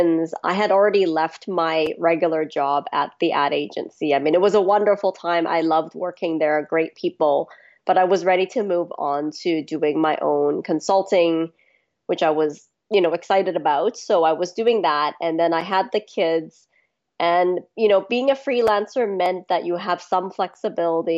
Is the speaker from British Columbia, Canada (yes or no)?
yes; Vancouver, British Columbia, Canada; also born or lived in Hong Kong / Bangkok, Thailand; I mostly grew up in Vancouver on the west coast of Canada